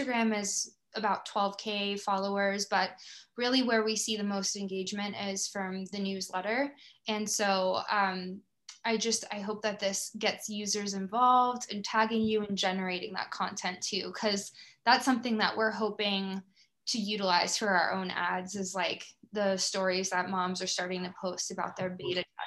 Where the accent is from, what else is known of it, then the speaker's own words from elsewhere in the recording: Tampa, Florida, United States; now in Canada; I'm actually from Tampa originally